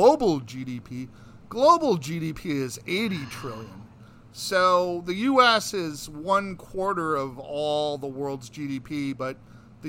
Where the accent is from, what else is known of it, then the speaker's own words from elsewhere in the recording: United States; also born or lived in New York City (lives near Columbia University); we were privileged to be born in the United States, and we're American citizens